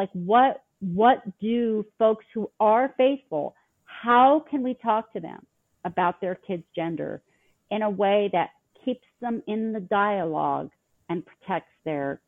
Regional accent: Los Angeles, California, United States; moved away as an adult; now in Utah, United States; I grew up in Los Angeles, California

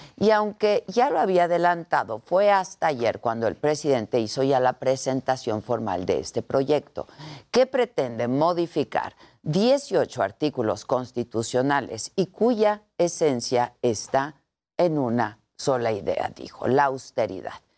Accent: Mexico; como ciudadanos, como mexicanos

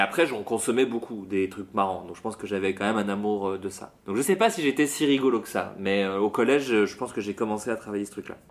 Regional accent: Autun, Bourgogne-Franche-Comté, France; also born or lived in Le Creusot; j'ai grandi euh, à Autun, c'est vraiment une toute petite ville en Bourgogne

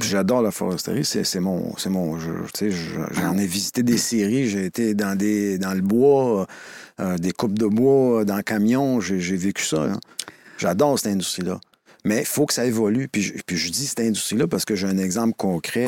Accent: Montreal, Quebec, Canada; also born or lived in Joliette; j'ai grandi dans, à Montréal, sur l'ouest de l'île, plus mm. anglophone que ça, ça n'existe pas

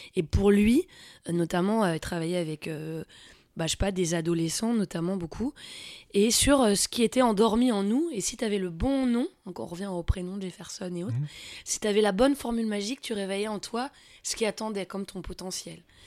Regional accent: near Melun, Fontainebleau, Île-de-France, France; J'ai grandi euh, vers Melun, Fontainebleau, dans la forêt

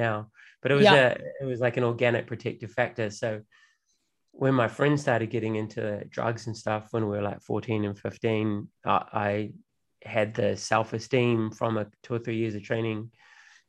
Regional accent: Auckland, New Zealand; where I grew up in West Auckland, which is kind of like a bogan working class neighborhood

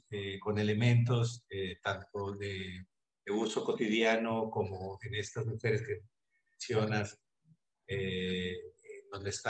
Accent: Mexico City, Mexico; moved away as an adult; now in Mérida, Mexico; tengo cuatro años de, eh, vivir en la ciudad de Mérida, yo soy de la Ciudad de México

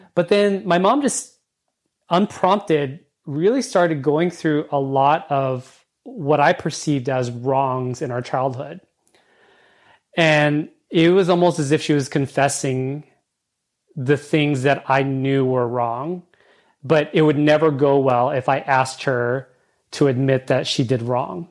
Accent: California, United States; accent: California English; I speak California English. I was brought up in California.

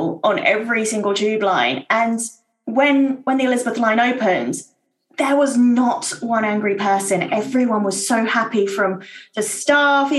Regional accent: Surrey, South East England, United Kingdom; also born or lived in East London; now in London, United Kingdom; I'm originally from Surrey, but live currently in East London

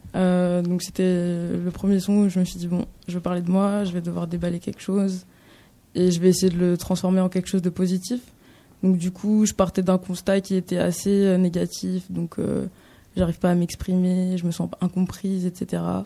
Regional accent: France; j'habite en France, j'ai grandi en France

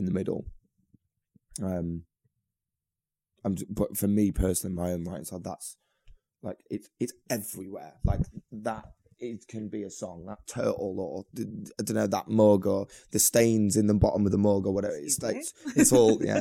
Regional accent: Manchester, North West England, United Kingdom; I'm from Manchester, getting the train back home to Manchester

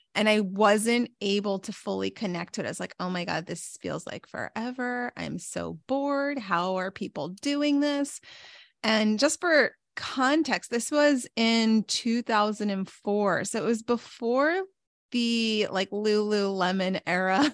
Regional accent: New York, United States; also born or lived in Pittsburgh; I'm from New York

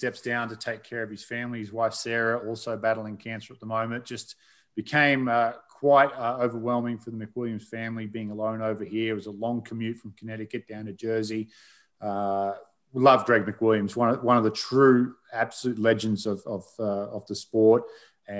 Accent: Australia; I'm Australian

